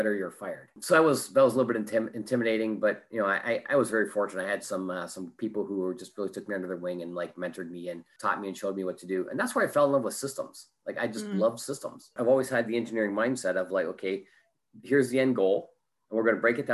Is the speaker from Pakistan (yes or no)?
no; Canada; moved away as an adult; now in Orange County, United States; I'm originally from Canada, so you might pick up an A or an O in a boat or something like